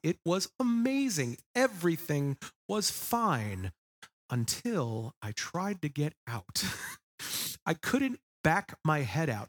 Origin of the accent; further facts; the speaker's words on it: Long Island, New York, United States; moved away; I was born and raised on the East Coast on Long Island, New York. It will always be my homeland.